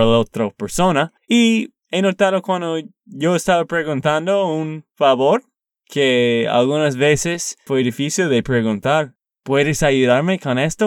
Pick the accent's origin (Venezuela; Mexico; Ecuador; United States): United States; Texas; Spanish is a second language; also born or lived in Colombia; de Texas, Estados Unidos